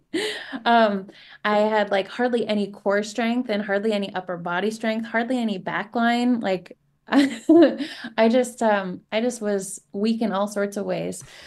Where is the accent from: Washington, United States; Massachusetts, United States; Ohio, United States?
Washington, United States; Seattle; growing up in Se-, in the Seattle area